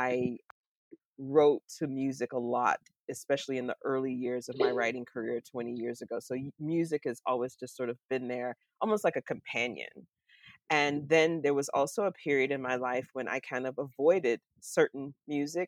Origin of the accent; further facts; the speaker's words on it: Florida, United States; moved away as an adult; now in Pittsburgh, United States; growing up in Florida, in the South, here in the U.S. I live in Pittsburgh, Pennsylvania now, so I haven't lived in the South since 1989, when I left to go to college